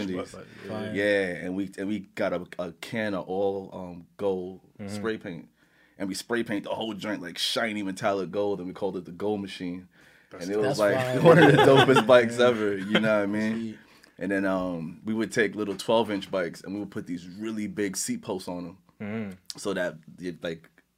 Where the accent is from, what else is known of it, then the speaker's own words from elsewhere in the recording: New York City, New York, United States; So I grew up in Laurelton